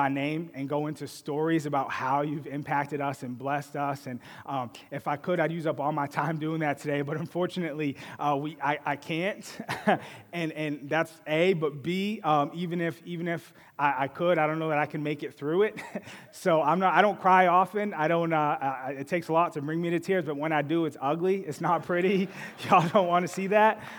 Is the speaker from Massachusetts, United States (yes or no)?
yes; Boston, Massachusetts, United States; I grew up in Boston.